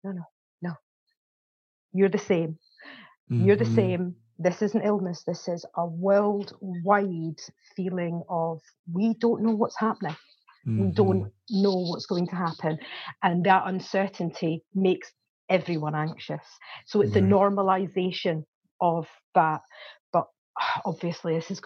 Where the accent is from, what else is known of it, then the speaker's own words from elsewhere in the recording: Scotland, United Kingdom; now in Warwickshire, United Kingdom; I'm originally from Scotland. That's why I've got a strange accent. But I've lived here for 27 years